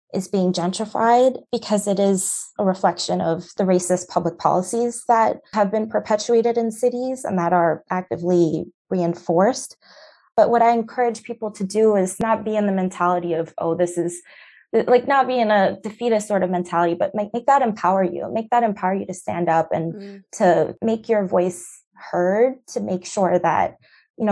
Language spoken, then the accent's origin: English; New York City, New York, United States; also born or lived in Central Harlem, New York; I'm from Brooklyn, New York, which is arguably one of the most gentrified places that that exists on the planet right now